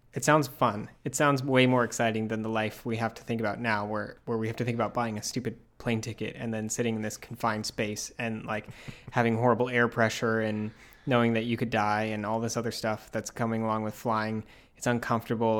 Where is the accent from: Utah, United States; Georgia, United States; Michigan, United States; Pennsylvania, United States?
Utah, United States; moved away; I grew up in Utah